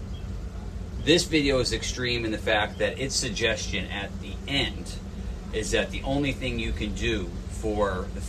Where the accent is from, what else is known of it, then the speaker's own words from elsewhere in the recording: New England, United States; I grew up in New England